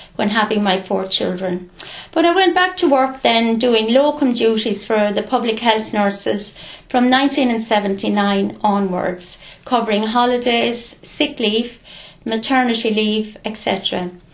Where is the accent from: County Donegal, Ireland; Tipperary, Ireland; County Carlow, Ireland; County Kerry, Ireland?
County Carlow, Ireland; Clonegall; I'm a local. I grew up in Gary Haston, Clonegall.